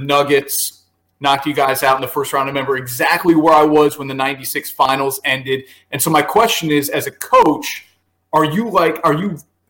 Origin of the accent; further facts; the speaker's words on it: New Jersey, United States; moved away; I'm originally from New Jersey